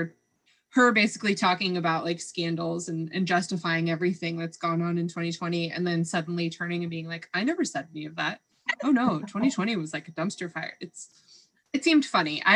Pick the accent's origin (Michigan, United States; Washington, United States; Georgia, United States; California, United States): California, United States; we grew up in California.